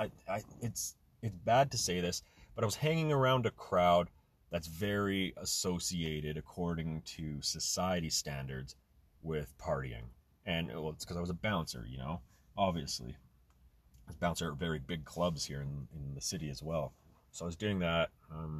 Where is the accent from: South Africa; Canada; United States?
Canada; also born or lived in Germany; I was born in Germany, moved to Canada at a very young age